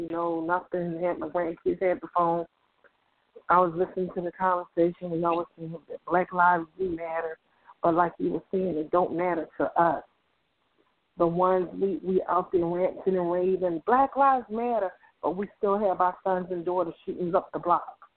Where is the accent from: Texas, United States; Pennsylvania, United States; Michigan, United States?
Pennsylvania, United States; Philadelphia; I grew up in Mount Airy. I raised kids in North Philly